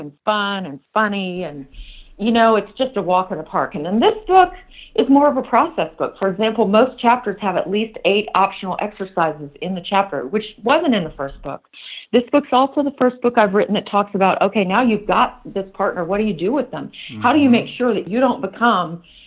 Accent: the South, United States; as we say in the South

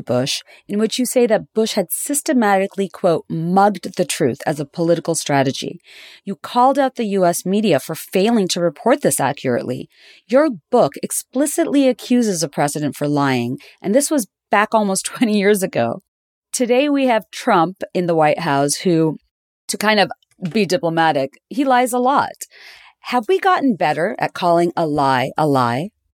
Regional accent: Bangladesh; I grew up in Bangladesh

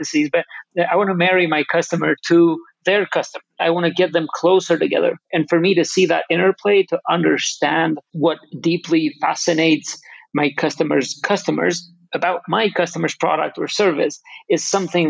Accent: Kosovo; I'm from Kosovo, a tiny country a lot of people don't know exists.

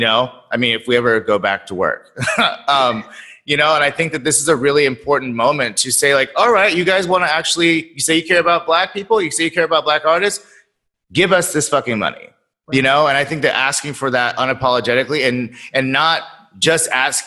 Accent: Sacramento, California, United States; I'm from Sacramento. My mother was the first black curator of the, or not curator, docent of the museum

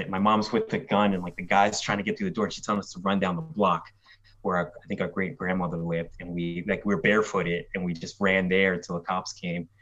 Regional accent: Philadelphia, Pennsylvania, United States; I grew up in the Kensington Hospital. I was born there

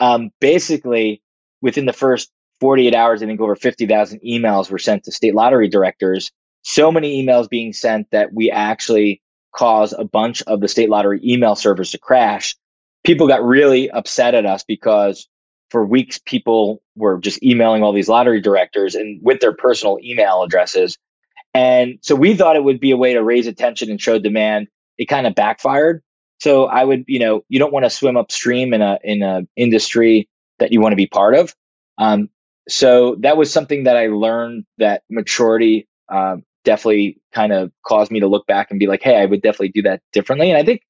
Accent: Brooklyn, New York, United States; born there; I was born in Greenpoint, Brooklyn.

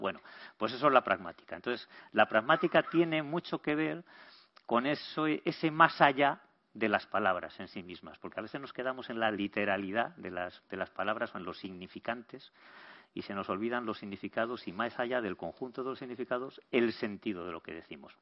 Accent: Burgos, Castile and León, Spain; Yo, como soy de Burgos

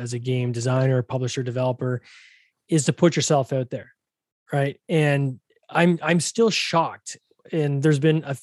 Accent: Canada; I'm Canadian

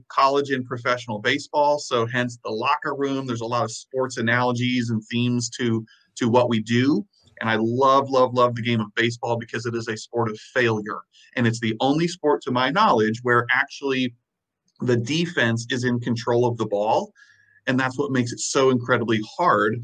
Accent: Illinois, United States; also born or lived in the Carolinas; now in Wisconsin, United States; I'm originally from Illinois, middle of nowhere, Illinois

